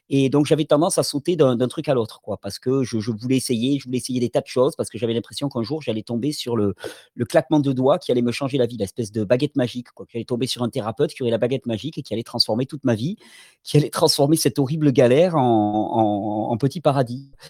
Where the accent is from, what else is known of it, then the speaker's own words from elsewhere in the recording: Catalonia, Spain; born there; Je {S0} mmh suis, euh, {S1} je suis né en Catalogne. C'est important pour moi parce que j'habite toujours dans mon pays